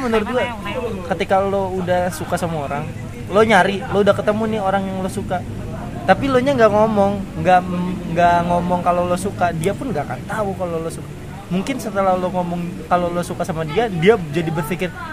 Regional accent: Indonesia; kita orang Indonesia

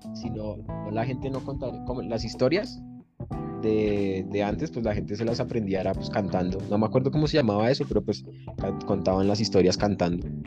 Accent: Bogotá, Bogotá Capital District, Colombia; En Bogotá, siempre, siempre he vivido en Bogotá.

